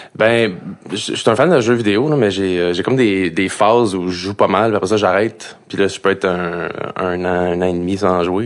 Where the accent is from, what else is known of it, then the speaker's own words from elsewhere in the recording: Montreal, Quebec, Canada; je viens de l'Est, je viens de Pointe-aux-Trembles